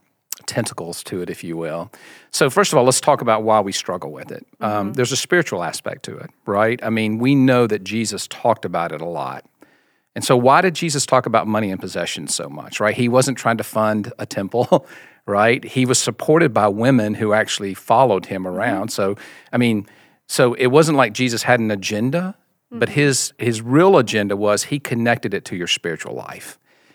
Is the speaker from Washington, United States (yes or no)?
no; Mississippi, United States; now in Austin, United States; So grew up in the Deep South in Mississippi, as you can tell by the accent. I still have a little bit of that accent. My wife Jennifer and I just moved to Austin, Texas 6 months ago.